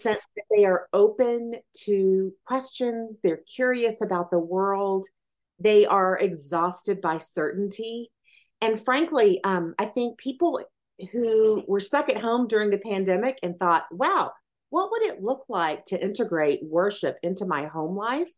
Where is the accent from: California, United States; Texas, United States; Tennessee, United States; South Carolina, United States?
Tennessee, United States; Athens; I was raised in Athens, Tennessee